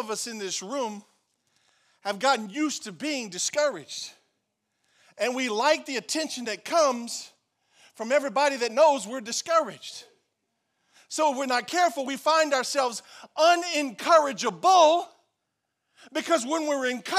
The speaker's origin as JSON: {"language": "English", "town": "Franklin", "country": "United States", "said": "I'm from Franklin"}